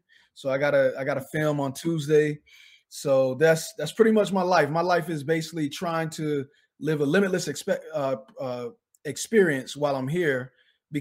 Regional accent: Wilson, North Carolina, United States; also born or lived in Fall River, Massachusetts; now in Tennessee, United States; originally I'm from Wilson, North Carolina. That's what I claim. But I also lived a small amount of time, my early childhood years in school in Fall River, Massachusetts

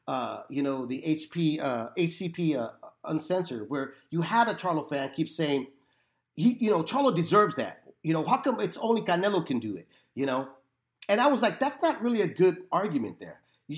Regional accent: Florida, United States; in my home state of Florida.

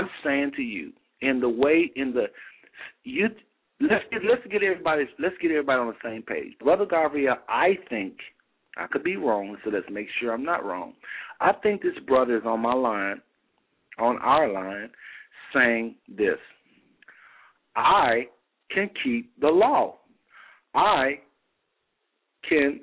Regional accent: United States; you've been born and raised in America, and me as well

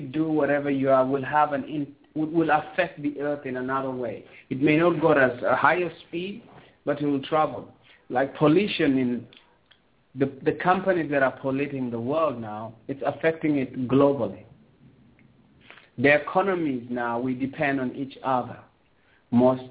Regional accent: South Sudan; also born or lived in Sudan; now in Toronto, Canada; I'm from Kush, you know, I'm from where the civilization begins

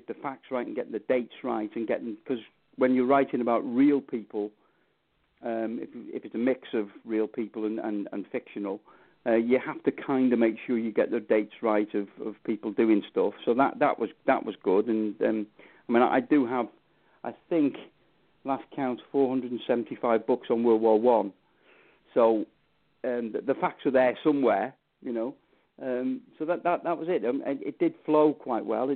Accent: Knutsford, North West England, United Kingdom; also born or lived in Wales; my hometown of Knutsford here

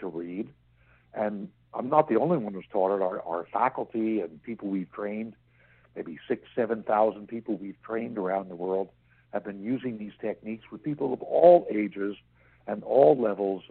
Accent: New York City, New York, United States; I grew up in New York City

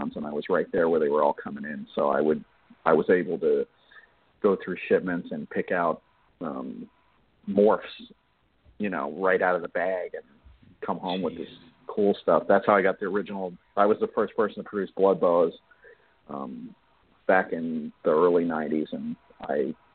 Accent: Miami, Florida, United States; I grew up in Miami

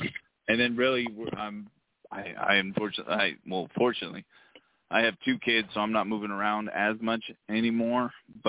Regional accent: Utah, United States; I'm from Utah, wrestle out of Utah.

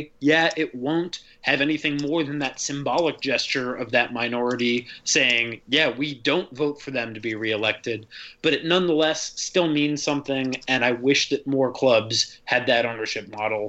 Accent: Wisconsin, United States; I mean, I grew up in Wisconsin as a fan of the Green Bay Packers, and I'm lucky just because that is where I happen to be born.

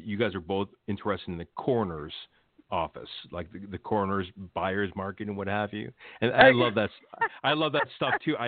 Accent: Los Angeles, California, United States; I grew up in Los Angeles, and I grew up near the Fashion Institute here in Echo Park downtown

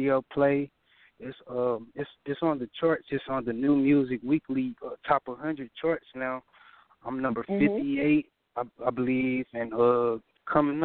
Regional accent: St. Louis County, Missouri, United States; I'm from St. Louis County.

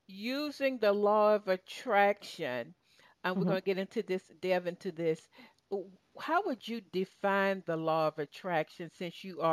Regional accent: Tennessee, United States; moved away as an adult; now in Atlanta, United States; originally I'm from Tennessee

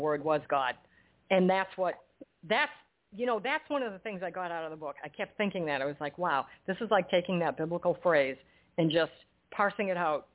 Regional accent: New England, United States; now in New Jersey, United States; I was born and brought up in New England, and I was transplanted to New Jersey unwillingly.

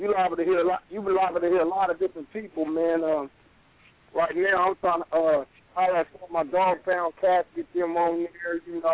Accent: San Diego, California, United States; I'm from San Diego.

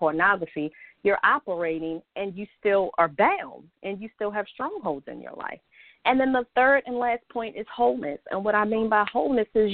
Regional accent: Baltimore, Maryland, United States; I was born and raised here in Baltimore, Maryland

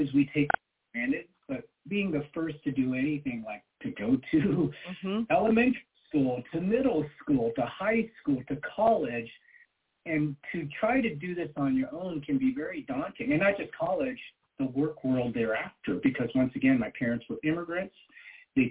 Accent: United States; a Chinese boy in the United States

